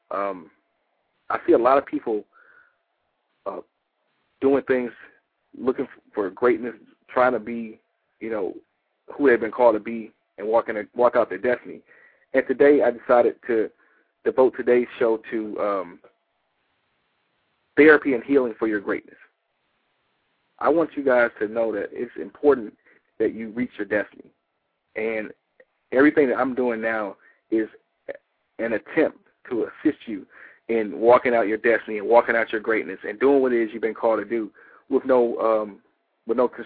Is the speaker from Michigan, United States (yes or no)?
yes; Detroit, Michigan, United States; now in Atlanta, United States; I'm originally from Detroit